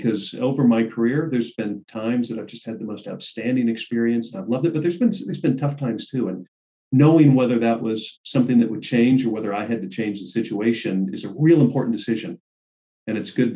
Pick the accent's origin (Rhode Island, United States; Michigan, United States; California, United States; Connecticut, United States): California, United States; Southern; I grew up in Southern California